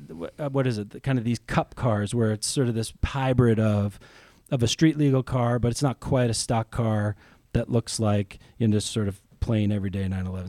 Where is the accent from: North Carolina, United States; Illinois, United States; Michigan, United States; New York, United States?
New York, United States; outside of New York City, United States; moved away as an adult; also born or lived in California; now in Ohio, United States; I grew up outside of New York City